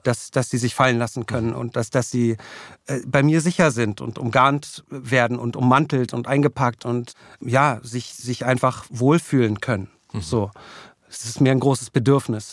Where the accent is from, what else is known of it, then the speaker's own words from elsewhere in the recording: Berlin, Germany; ich bin dann eigentlich in Klado aufgewachsen, mhm. ganz im Süden von Berlin.